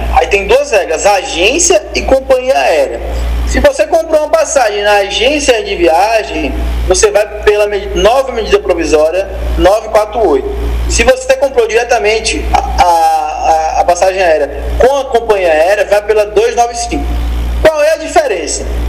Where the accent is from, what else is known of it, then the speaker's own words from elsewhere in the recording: Itabuna, Bahia, Brazil; É, eu sou de Itabuna, Bahia. Terra, minha terra aqui